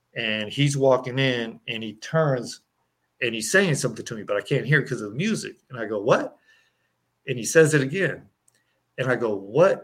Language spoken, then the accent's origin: English; Berkeley, California, United States; growing up in Berkeley, California